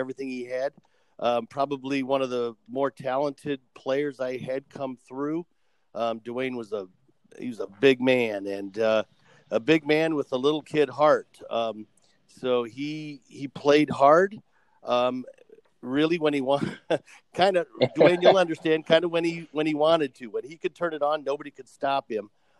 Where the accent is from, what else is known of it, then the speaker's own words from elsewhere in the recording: Iowa, United States; I was born and raised in Iowa